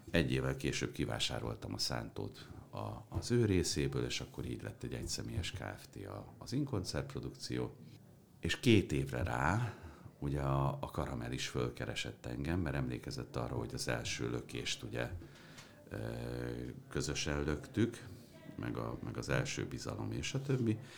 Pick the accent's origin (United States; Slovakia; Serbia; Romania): United States; New York City, New York; now in Hungary; mert az apám diplomata volt, tehát New Yorkban nőttem föl.